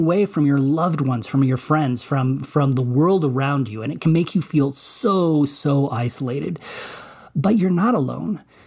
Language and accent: English; Colorado, United States; also born or lived in Alamosa, Colorado; I grew up in Colorado, right? I live in Colorado, uh, have lived here all this, all these many, many years